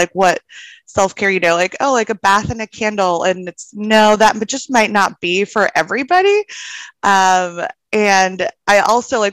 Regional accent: El Salvador; moved away as an adult; now in Austin, United States; I'm originally from El Salvador. My parents and my brother still live back there, and I moved to Austin for grad school

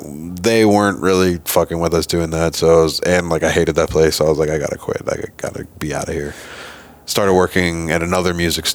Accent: Iowa, United States; from Iowa.

